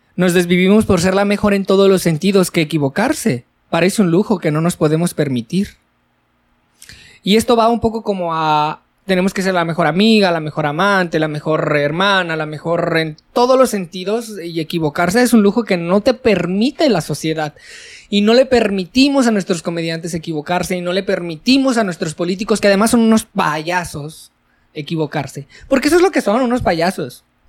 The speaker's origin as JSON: {"language": "Spanish", "country": "Mexico"}